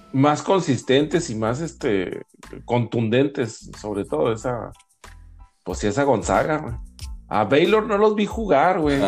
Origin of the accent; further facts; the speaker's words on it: Chihuahua, Mexico; los que somos los, de Chihuahua que lo vimos jugar allá